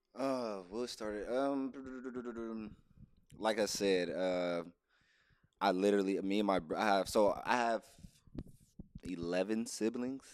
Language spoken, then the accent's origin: English; Inglewood, California, United States; I'm from California, born and raised Los Angeles, Inglewood to be exact